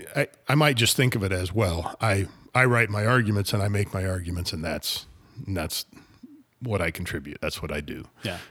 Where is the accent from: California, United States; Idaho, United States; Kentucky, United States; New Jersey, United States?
Idaho, United States; as a 17, 18 year old growing up in Idaho.